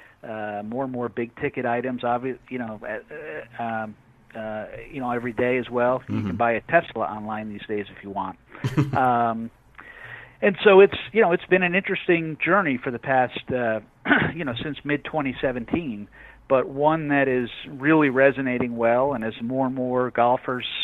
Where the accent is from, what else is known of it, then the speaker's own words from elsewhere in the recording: New England, United States; I grew up in New England